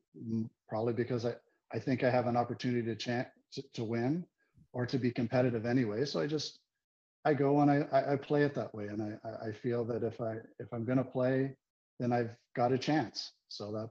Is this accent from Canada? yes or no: yes; Richmond Hill, Ontario, Canada; I grew up in Richmond Hill, which is 20 minutes north of Toronto